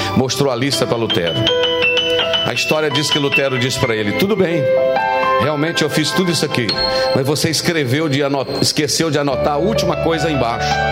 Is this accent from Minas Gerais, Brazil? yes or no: yes; Minas Gerais, Brazil; como um bom mineiro